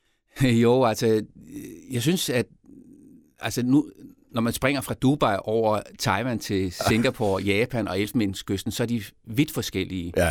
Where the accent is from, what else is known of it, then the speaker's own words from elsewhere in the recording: Denmark; also born or lived in Côte d'Ivoire; fordi øh, jeg kom til Elfmenskysten jo med min opvækst i Danmark